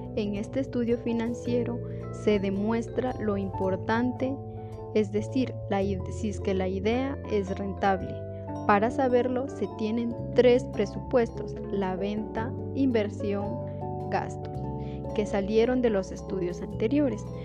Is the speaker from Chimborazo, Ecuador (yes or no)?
no; Celica, Loja, Ecuador; soy del Cantón Celica